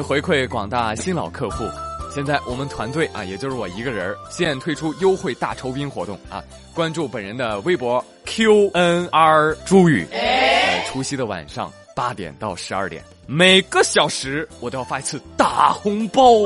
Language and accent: Chinese; China; 我们中国人